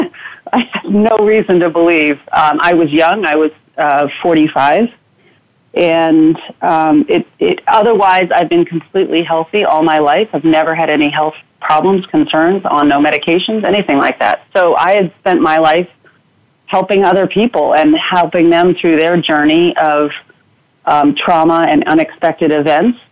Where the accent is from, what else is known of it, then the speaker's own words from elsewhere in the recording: outside of Boston, Massachusetts, United States; moved away as an adult; now in Oregon, United States; I grew up outside of Boston in a small little town